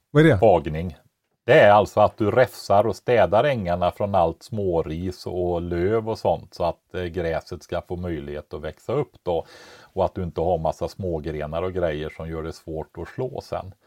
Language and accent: Swedish; Västergötland, Västra Götaland, Sweden; born or raised there